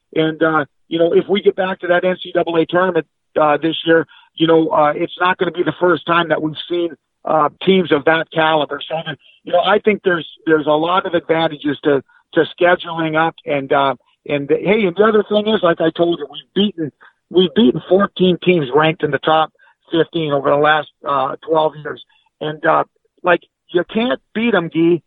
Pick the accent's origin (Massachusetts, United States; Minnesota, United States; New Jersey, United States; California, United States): Minnesota, United States; Coleraine; born or raised there; moved away